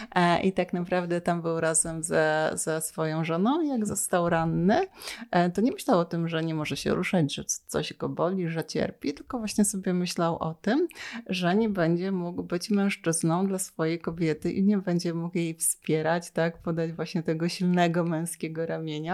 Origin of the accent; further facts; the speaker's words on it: Lower Silesian Voivodeship, Poland; moved away as an adult; now in Warsaw, Poland; ja pochodzę z Dolnego Śląska